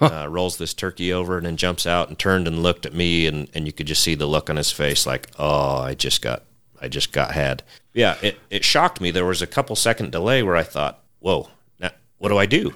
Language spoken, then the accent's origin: English; Western Nevada, United States; also born or lived in Montana; Growing up around Western Nevada